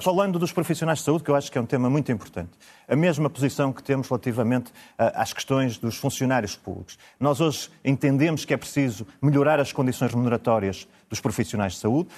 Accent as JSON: {"language": "Portuguese", "town": "Braga", "region": "Norte", "country": "Portugal"}